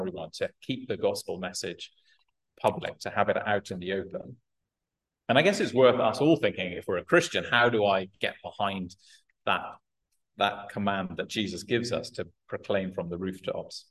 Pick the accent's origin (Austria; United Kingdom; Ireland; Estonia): United Kingdom; I'm British